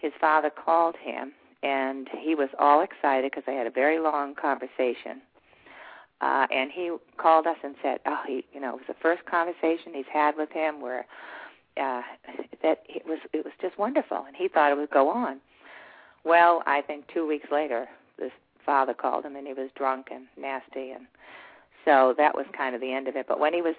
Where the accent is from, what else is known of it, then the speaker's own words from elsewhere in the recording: Boston, Massachusetts, United States; moved away; I grew up in the Boston area